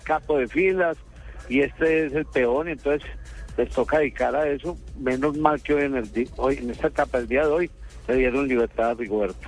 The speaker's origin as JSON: {"language": "Spanish", "country": "Colombia", "said": "Nosotros como colombianos"}